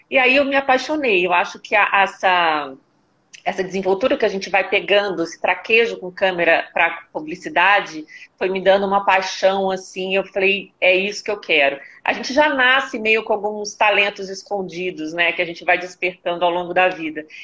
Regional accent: Belo Horizonte, Minas Gerais, Brazil; moved away as an adult; now in São Paulo, Brazil; eu sou de Belo Horizonte, estou em São Paulo, eu moro aqui há mais ou menos 14 anos

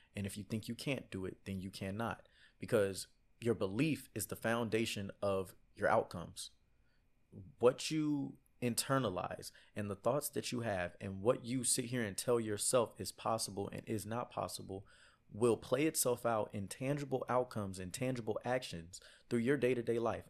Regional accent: Houston, Texas, United States; I'm from Houston, Texas

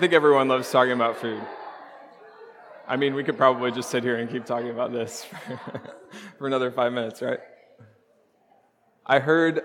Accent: Charleston, Illinois, United States; I grew up in Charleston, Illinois

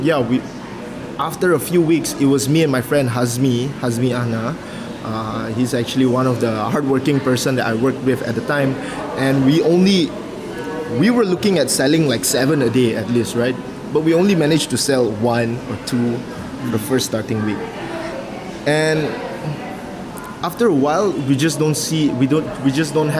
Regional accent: Kuching, Sarawak, Malaysia; moved away; my family do have this very well-known food back in my hometown. I'm from Kuching

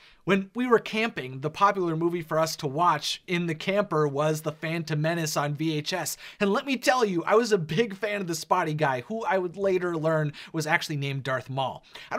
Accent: Wisconsin, United States; I grew up being raised in Wisconsin on Disney.

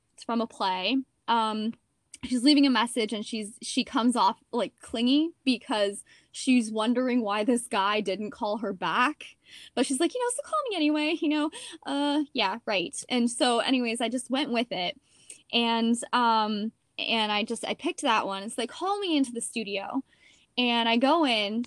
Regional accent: Steamboat Springs, Colorado, United States; moved away; also born or lived in San Diego; I'm from Steamboat Springs, Colorado

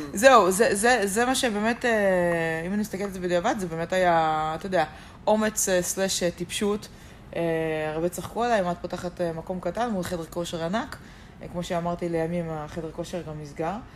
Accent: Geva, Northern District, Israel; also born or lived in Ramat Yishai; אני מקיבוץ גבע

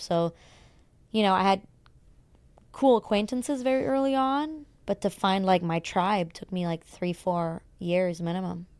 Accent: Germany; moved away as an adult; now in Los Angeles, United States; born and raised in Germany

